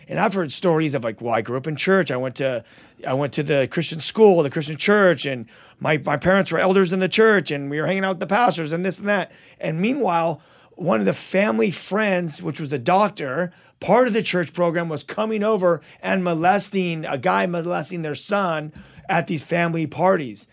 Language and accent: English; Azusa, California, United States; also born or lived in Covina; I was raised in Azusa, born in Covina and then raised in Azusa for a while